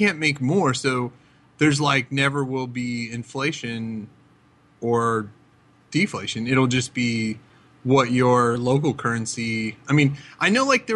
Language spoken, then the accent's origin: English; United States; as an American